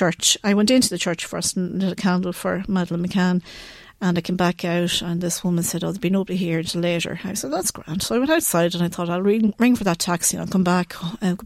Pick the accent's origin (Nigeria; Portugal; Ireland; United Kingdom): Ireland; I'm from Ireland, I'm a mother